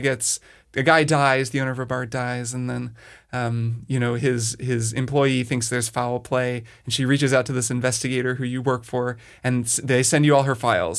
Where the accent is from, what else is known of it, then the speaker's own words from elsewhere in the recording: Southern Indiana, United States; the eight one two area code, which is Southern Indiana, and that's where I grew up.